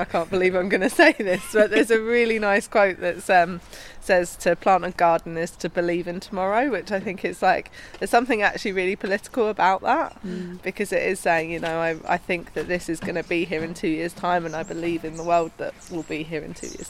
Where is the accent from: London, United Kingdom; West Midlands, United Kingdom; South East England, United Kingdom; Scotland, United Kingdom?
London, United Kingdom; Forest Gate; I grew up here in Forestgate, yeah. But I now live in Lilford.